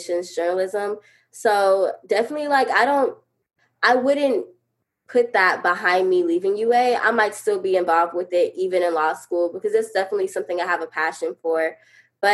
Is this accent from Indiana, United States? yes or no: no; Montgomery, Alabama, United States; my hometown Montgomery